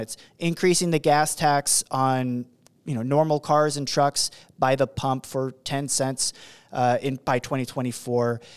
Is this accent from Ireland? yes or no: no; Oregon, United States; That's my home state